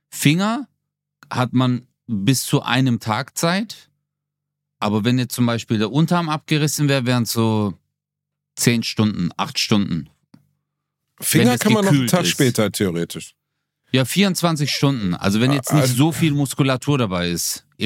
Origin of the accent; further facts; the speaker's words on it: Gelsenkirchen, North Rhine-Westphalia, Germany; weil ich bin in Gelsenkirchen aufgewachsen, mein Leben war so hart in einem Einfamilienhaus.